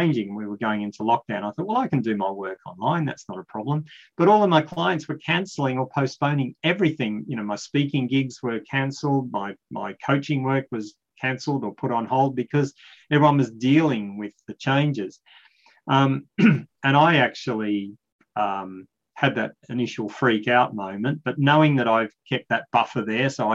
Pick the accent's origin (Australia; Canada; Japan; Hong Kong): Australia; I'm talking a bit slow because I'm an Australian